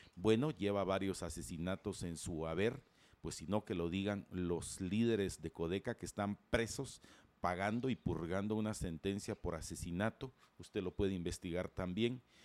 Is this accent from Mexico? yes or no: no; Guatemala; como ciudadanos guatemaltecos